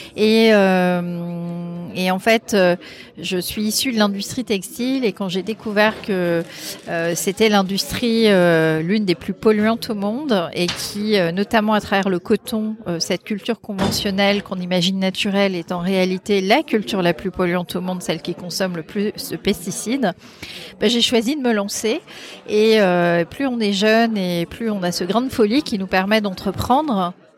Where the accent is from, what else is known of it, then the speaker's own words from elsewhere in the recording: Brittany, France; also born or lived in Paris; mon mari, qui est breton comme moi, parce qu'on est breton